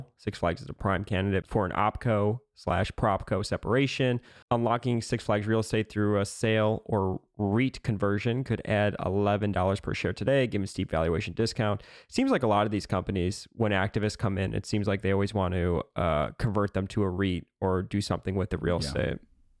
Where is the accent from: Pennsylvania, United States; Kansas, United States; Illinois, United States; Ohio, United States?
Illinois, United States; That's the one that I went to growing up in Illinois.